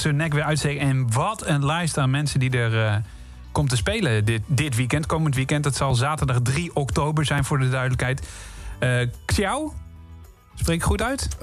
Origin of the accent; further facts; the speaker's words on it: Ede, Gelderland, Netherlands; toevallig kom ik wel uit Ede